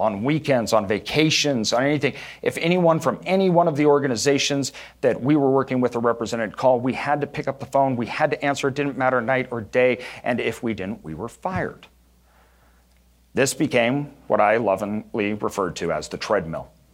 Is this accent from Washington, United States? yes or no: no; Boise, Idaho, United States; growing up in Idaho, everything was very rural